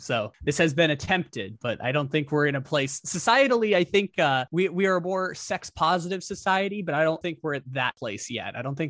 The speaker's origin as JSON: {"language": "English", "town": "San Diego", "region": "California", "country": "United States", "tie": "born or raised there", "said": "my hometown of San Diego"}